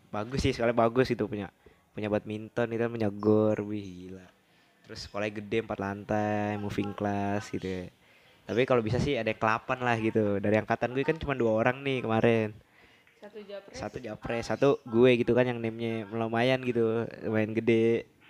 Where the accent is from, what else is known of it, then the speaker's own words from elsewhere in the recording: Java, Indonesia; padahal gue orang Jawa asli gitu